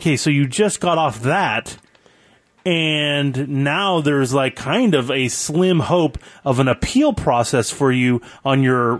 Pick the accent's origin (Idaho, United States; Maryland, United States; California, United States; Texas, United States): California, United States; Gilroy; Gilroy, California. That's my hometown.